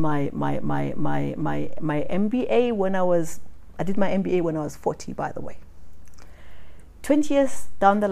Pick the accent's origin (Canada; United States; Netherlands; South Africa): South Africa; in South Africa, we're seen more like the Americans. We say what we think, the way we say it.